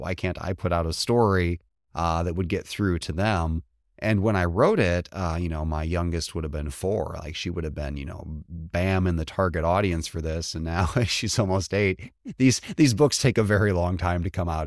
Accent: just across the Indiana border, Illinois, United States; moved away; I grew up just across the Illinois border

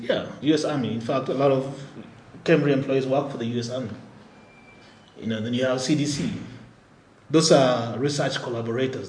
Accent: Nairobi, Kenya; moved away; also born or lived in Albuquerque, New Mexico, United States; Born and raised here in Nairobi

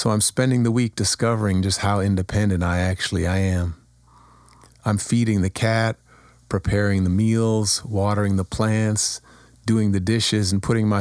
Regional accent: Kent, Ohio, United States; moved away as an adult; also born or lived in New York / Boston; I'm finally settling into my hometown.

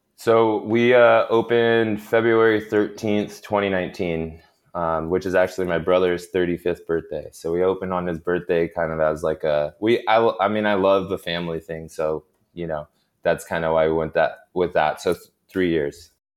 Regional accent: Sacramento, California, United States; also born or lived in Long Beach / New York / Bay Area; I'm actually from Sacramento

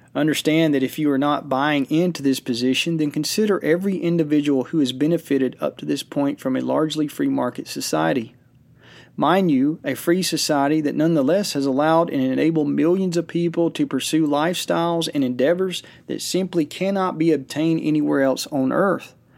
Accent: United States; us as American citizens

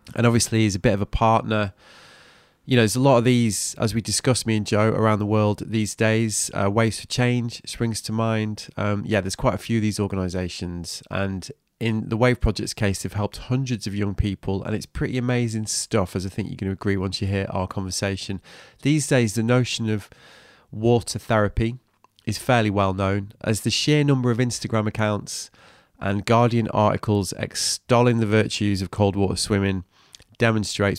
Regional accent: North West England, United Kingdom; I grew up in the Northwest

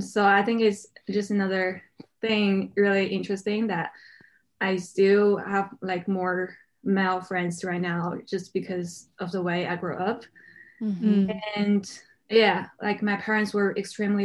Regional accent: Beijing, China; moved away as an adult; now in New York, United States; I was born and raised in Beijing, so I kind of feel like that privilege as being a Beijing kid

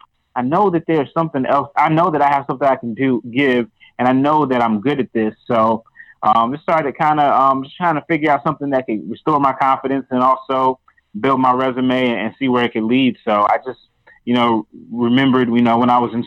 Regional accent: small town just north of Charlotte, North Carolina, United States; I'm from North Carolina, from a small town, just north of Charlotte

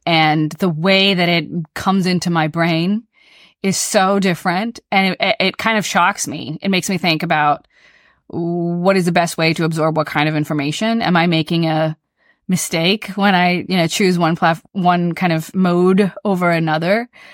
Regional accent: the South, United States; I grew up in the South

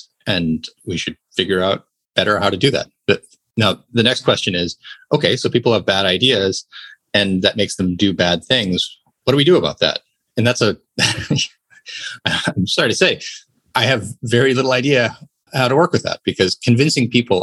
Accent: United States; as an American

